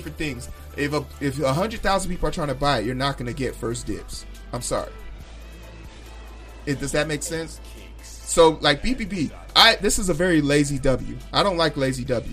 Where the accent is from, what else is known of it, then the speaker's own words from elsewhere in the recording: Chicago, Illinois, United States; I'm from Chicago, South Side Chicago